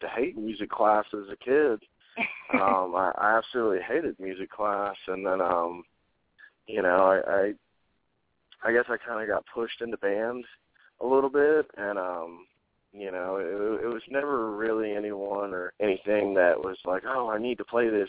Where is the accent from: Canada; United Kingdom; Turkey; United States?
United States; Gulfport, Mississippi; also born or lived in Ocean Springs, Mississippi / Little Rock, Arkansas; I moved back to Gulfport, and uh, I've pretty much been here my whole life.